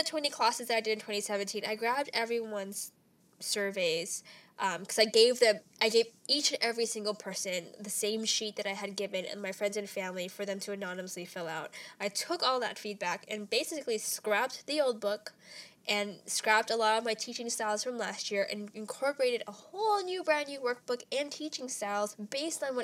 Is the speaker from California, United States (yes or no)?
yes; Ontario, California, United States; now in Los Angeles, United States; my hometown, Ontario